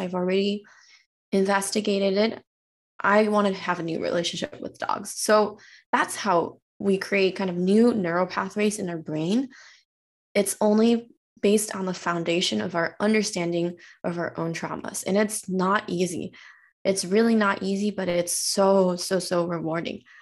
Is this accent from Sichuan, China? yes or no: yes; Chengdu, Sichuan, China; also born or lived in San Francisco area, United States; now in San Francisco, United States; I was actually born and raised in China. I came from a province called Sichuan